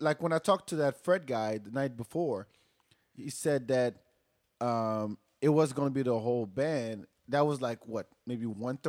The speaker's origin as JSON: {"language": "English", "country": "Senegal", "first_language": "Wolof", "second_language": "English", "moved": "yes", "lives_now": "Austin, United States", "said": "I'm from Senegal."}